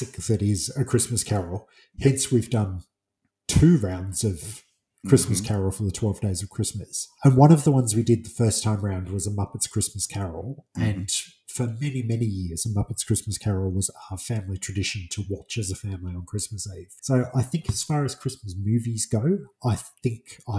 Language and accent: English; England, United Kingdom; being English